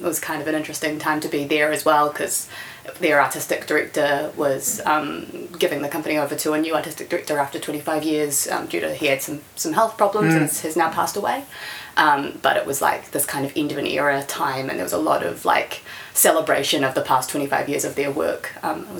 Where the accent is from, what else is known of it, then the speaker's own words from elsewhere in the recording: Wellington, New Zealand; also born or lived in New York; So I was born in Wellington and I've lived here my whole life, except 1 year I lived in New York